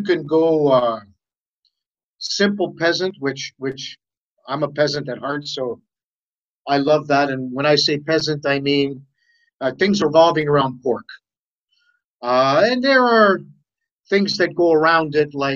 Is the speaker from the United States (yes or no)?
no; Toronto, Ontario, Canada; I was born here in Toronto, Canada, onto Italian parents